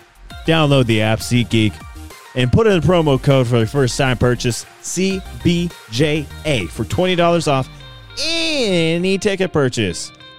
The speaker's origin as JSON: {"language": "English", "region": "Southeastern Ohio", "country": "United States", "said": "I'm from Southeastern Ohio."}